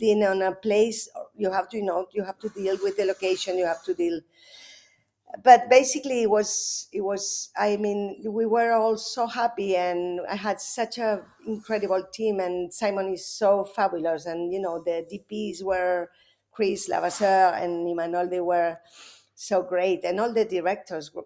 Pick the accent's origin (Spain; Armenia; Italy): Spain; I was raised Catholic first because, you know, I'm from Spain